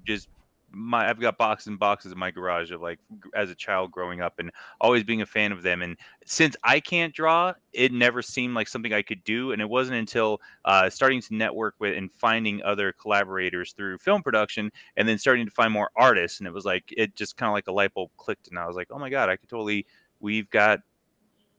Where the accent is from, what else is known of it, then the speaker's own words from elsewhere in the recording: Phoenix, Arizona, United States; born and raised in Phoenix